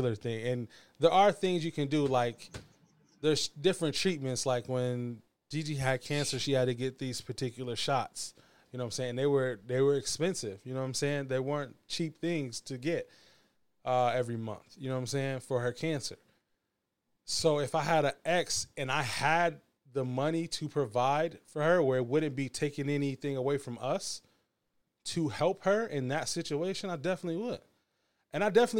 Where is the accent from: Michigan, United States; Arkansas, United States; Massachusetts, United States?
Michigan, United States; Battle Creek; I'm from Battle Creek